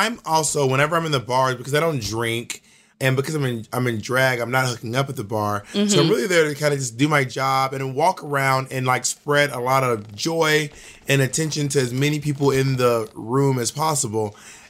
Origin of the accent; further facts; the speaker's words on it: Georgia, United States; also born or lived in Alabama / Mississippi; now in New York City, United States; But I am a Southerner. I was born and raised in Georgia, and I was raised in Alabama and Mississippi, too. But I just don't have a Southern accent.